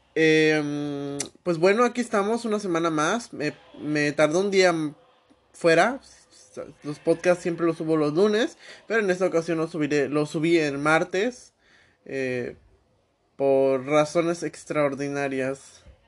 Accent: Mexico; aquí en mi país, México

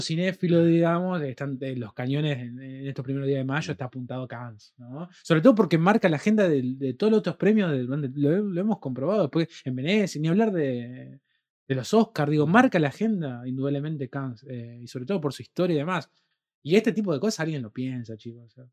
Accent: Rosario, Santa Fe, Argentina; Nosotros somos de Rosario, tierra de Lionel

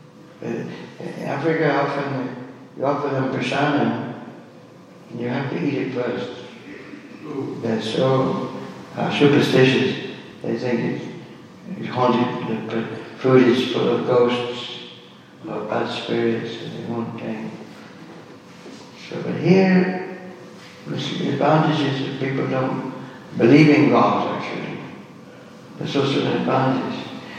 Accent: England, United Kingdom; born there; I was born up in England.

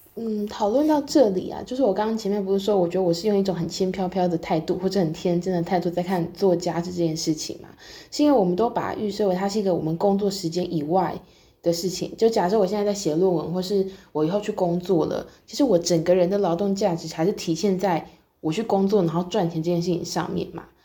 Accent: southern Taiwan, Taiwan; moved away as an adult; 我是南部人

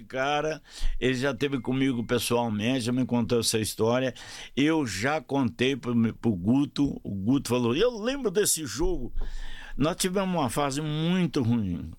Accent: Ituiutaba, Minas Gerais, Brazil; moved away; also born or lived in Uberlândia; eu sou de Tuiutaba, em Minas

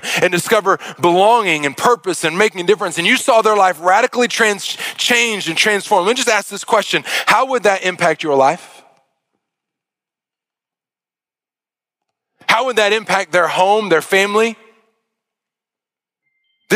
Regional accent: Arkansas, United States; I'm from Arkansas

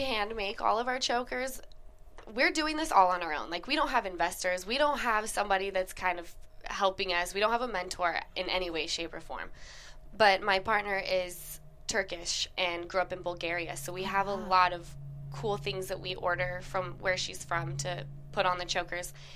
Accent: Utah, United States; now in Los Angeles, United States; girlfriends of mine that I grew up with in Utah

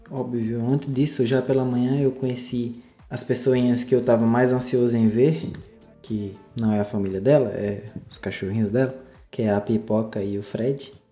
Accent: Salobro, Bahia, Brazil; also born or lived in Irecê; Mano, eu, eu sou lá de Irecê, né? Eu nasci lá em Irecê, só que eu passei a maior parte, assim, lá na minha vida lá em Salobro, é um, um povoado lá perto de Irecê

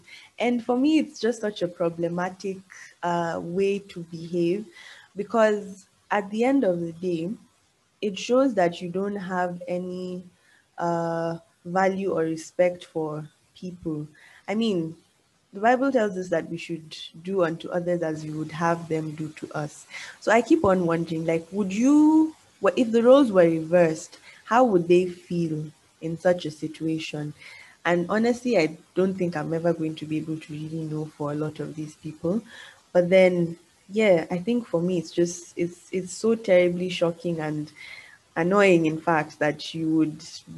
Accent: Nigeria; moved away; as you know, I have not really grown up in my motherland. And yeah, so, as a Nigerian, unfortunately, in a lot of countries, Nigerians do not have the best reputation in the world.

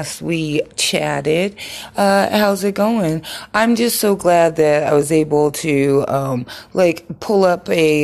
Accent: Colorado, United States; I'm from Colorado, grew up in the wild, wild west, where we got those big hills up there

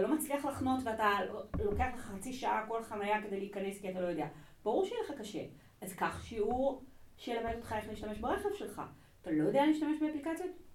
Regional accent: Israel; לא נולדתי בארץ, אני כאן מגיל שנתיים

